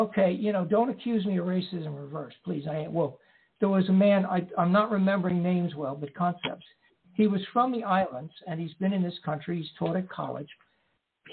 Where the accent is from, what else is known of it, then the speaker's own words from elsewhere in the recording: United States; You and I are from the USA